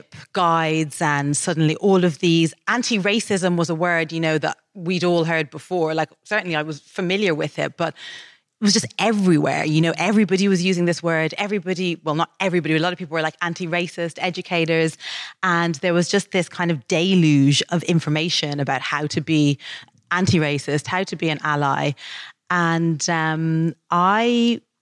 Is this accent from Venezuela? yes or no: no; Dublin, Leinster, Ireland; moved away as an adult; When I was growing up in Dublin